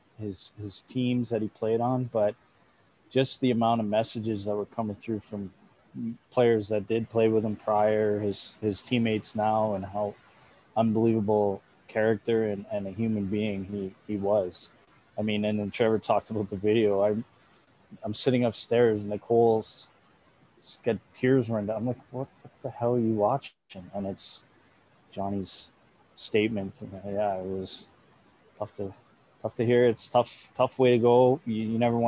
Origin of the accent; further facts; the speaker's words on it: Edmonton, Alberta, Canada; our brothers, we grew up in Mill Woods